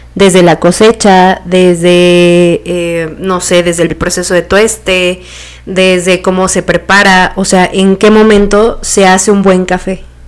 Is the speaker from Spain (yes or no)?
no; Silacayoapan, Oaxaca, Mexico; los dos somos de Oaxaca. René es de una parte que se llama Tlajiaco y yo soy de Silacayoapan